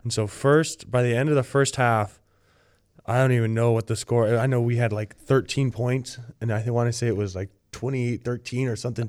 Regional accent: Littlemar, California, United States; I am from, from Littlemar, California

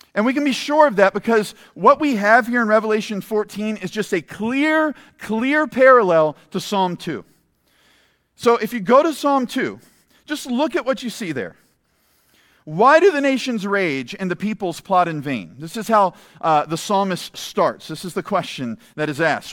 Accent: United States; as American Christians

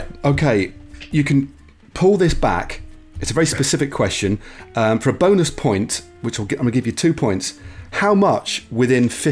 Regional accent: Derby, East Midlands, United Kingdom; my hometown of Derby

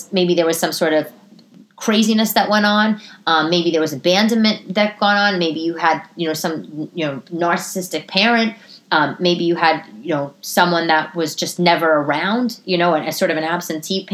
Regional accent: New York City, New York, United States; when I was growing up in Staten Island

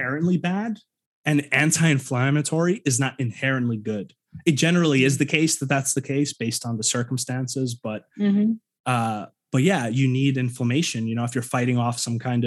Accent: New York, United States; moved away as an adult; also born or lived in Ukraine; now in Pacific Northwest, United States; I grew up in New York most of my life

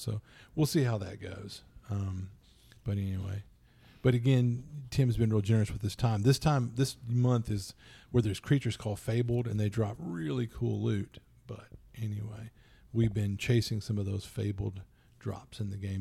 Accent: Louisiana, United States; I'm from Louisiana

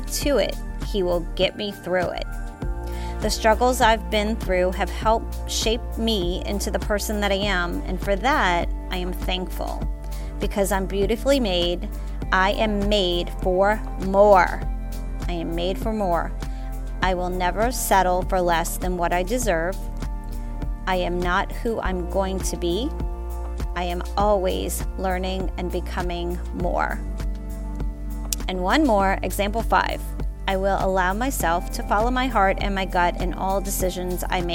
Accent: the South, United States; I am from the South. We pronounce things different

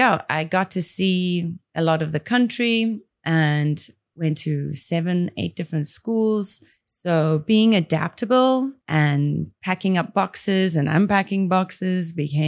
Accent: Port Elizabeth, Eastern Cape, South Africa; also born or lived in Grahamstown; Well, always my heart belongs in the Eastern Cape. So living in Port Elizabeth, being in Grahamstown, for me, those were like the highlights.

